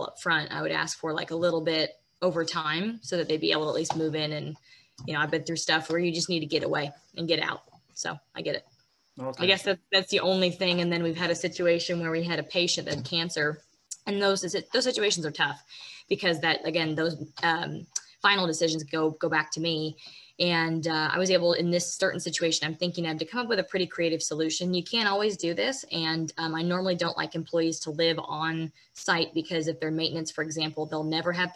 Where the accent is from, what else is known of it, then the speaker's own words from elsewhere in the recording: Washington, United States; moved away; I was born in Washington